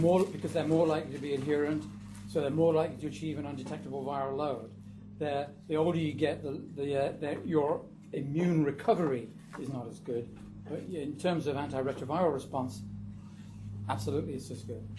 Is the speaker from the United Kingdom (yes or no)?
yes; United Kingdom; accent: British; moved away; I talk to them with my British accent